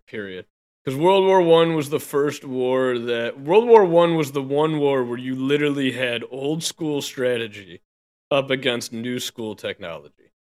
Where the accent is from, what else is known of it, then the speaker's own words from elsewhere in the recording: United States; I'm an American